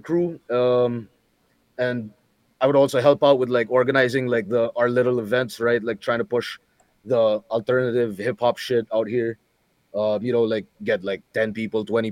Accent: Philippines; first language English

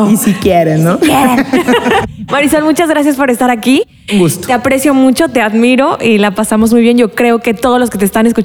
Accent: Guadalajara, Jalisco, Mexico; now in Puerto Vallarta, Mexico; cuando yo llegué de Guadalajara aquí a Puerto Vallarta, yo veo que es mucho más relajado el ambiente aquí

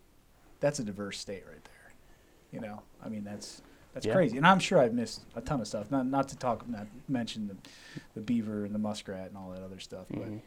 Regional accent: Wisconsin, United States; now in Oregon, United States; So I was born and raised in Wisconsin.

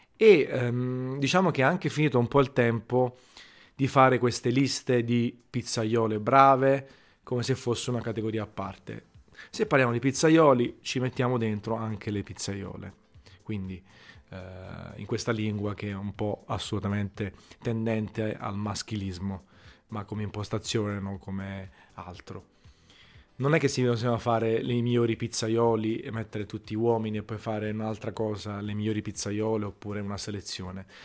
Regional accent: Naples, Campania, Italy; sono napoletano e io, mica, penso che tutti, siccome sono napoletano, è orgoglioso di esserlo, adoro la mia città

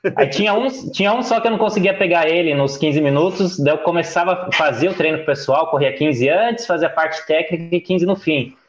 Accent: Bragança Paulista, São Paulo, Brazil; eu sou de Bragança Paulista, interior de São Paulo

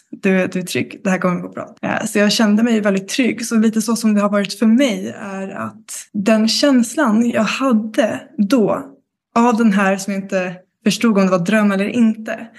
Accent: Karlskrona, Blekinge, Sweden; moved away; also born or lived in Stockholm; jag kommer från Blekinge, Karlskrona

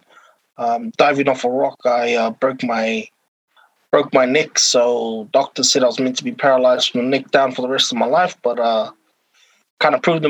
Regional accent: Cook Islands; now in Auckland, New Zealand; I was born and raised in the Cook Islands

